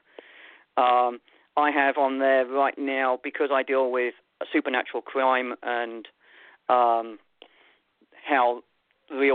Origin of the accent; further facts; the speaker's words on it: London, United Kingdom; now in Alaska, United States; I'm a city boy. I grew up in London.